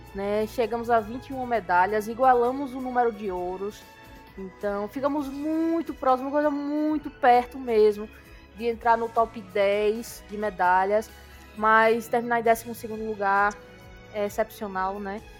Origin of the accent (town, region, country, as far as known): Brazil